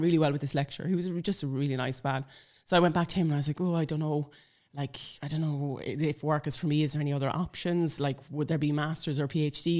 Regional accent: Sligo, Connacht, Ireland; moved away; I'm from Sligo originally

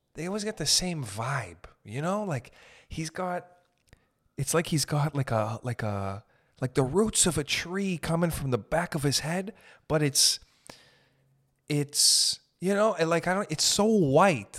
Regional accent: Canada; I'm from Canada

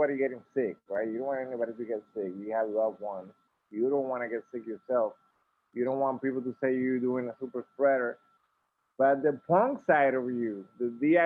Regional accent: Dominican Republic; moved away; growing up in the Dominican Republic, a lot of these bands we grew up listening

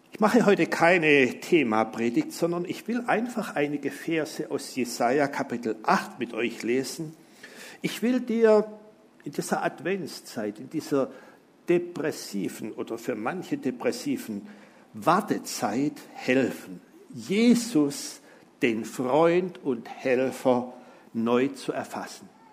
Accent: Simmersfeld, Baden-Württemberg, Germany; da ist auch mein Heimatdorf, das schönste Dorf der Welt, Simmersfeld.

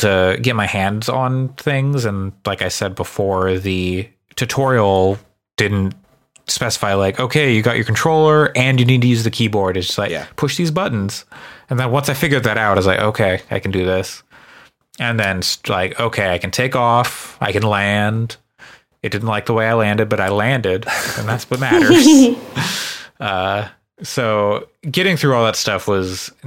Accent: Eugene, Oregon, United States; moved away as an adult; now in Japan; my hometown

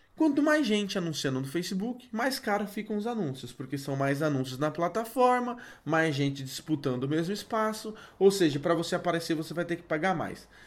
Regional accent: Brazil; nós, como bons brasileiros

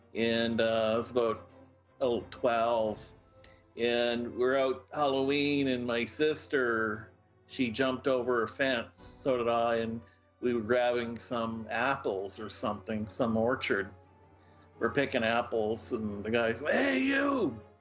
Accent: Moncton, New Brunswick, Canada; I was brought up in Moncton, in New Brunswick

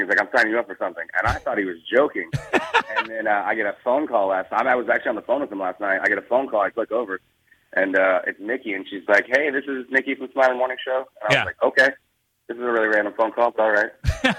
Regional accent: Indianapolis, Indiana, United States; now in Fishers, United States; I've lived in Indianapolis pretty much all my life. I currently live in Fishers.

